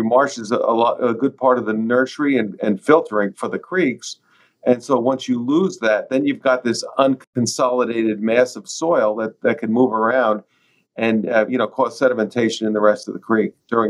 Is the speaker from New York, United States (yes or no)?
yes; North Fork, New York, United States; Growing up on the North Fork, these are road ends that everyone used.